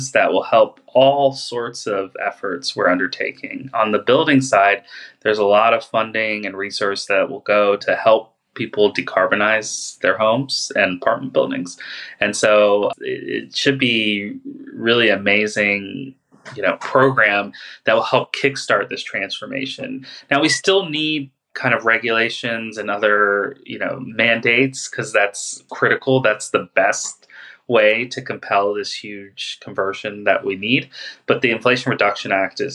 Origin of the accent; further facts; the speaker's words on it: Los Angeles, California, United States; I'm from Los Angeles, and I work with a coalition called the Los Angeles County Electric Truck and Bus Coalition